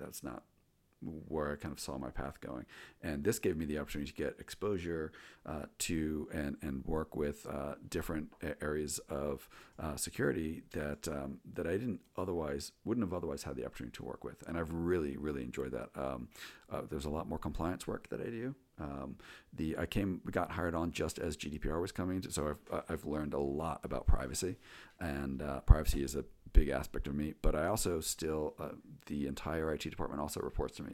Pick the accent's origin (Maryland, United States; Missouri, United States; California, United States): Maryland, United States; Chevy Chase; I grew up in the Washington, D C area, um, in, um, uh, Chevy Chase, Maryland, Chevy Chase, Bethesda